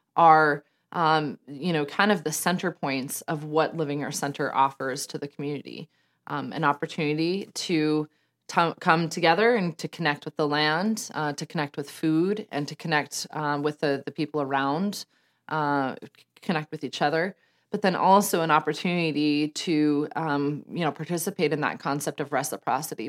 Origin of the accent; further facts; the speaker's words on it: Denver, Colorado, United States; moved away; I was born and raised in Denver, Colorado, just outside of Denver, Colorado